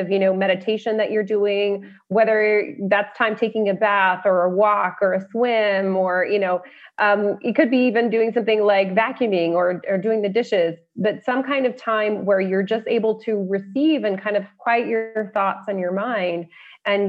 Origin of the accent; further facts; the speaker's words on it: Colorado, United States; also born or lived in Las Vegas / California; I'm from Colorado, so there are a lot of those kinds of roads in Colorado.